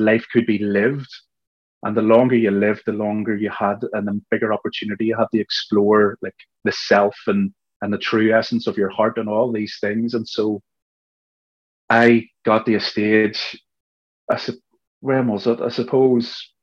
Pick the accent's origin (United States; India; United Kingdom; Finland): United Kingdom; Belfast, Northern Ireland; what I was experiencing growing up in Belfast